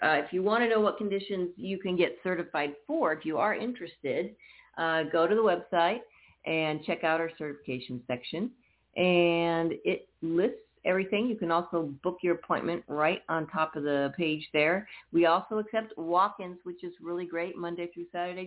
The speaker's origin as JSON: {"language": "English", "town": "Napa", "region": "California", "country": "United States", "tie": "born or raised there", "also_born_or_lived": "Oakland", "moved": "yes", "lives_now": "Arizona, United States", "said": "I was born in Oakland, raised in Napa. So I'm a Bay Area girl myself"}